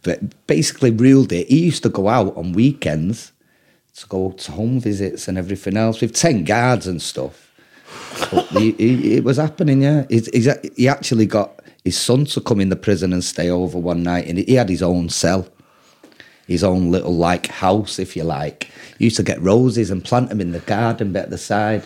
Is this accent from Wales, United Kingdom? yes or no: no; Manchester, North West England, United Kingdom; I'm English